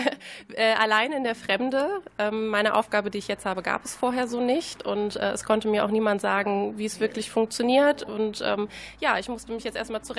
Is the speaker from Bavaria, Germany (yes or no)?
no; Herford, North Rhine-Westphalia, Germany; Ich komme aus Herford, habe da vorher an einer Grundschule gearbeitet